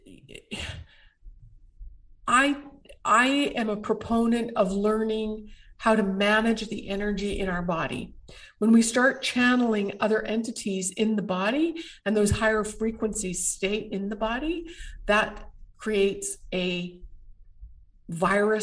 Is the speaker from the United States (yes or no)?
no; Canada; as a Canadian